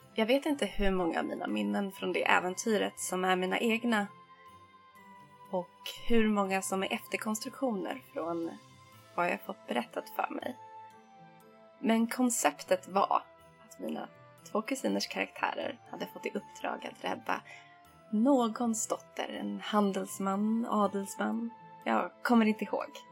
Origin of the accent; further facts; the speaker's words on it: Stockholm, Stockholm County, Sweden; vi hemma i Stockholm brukade spendera helgerna i garaget där jag, min pappa och min lillebror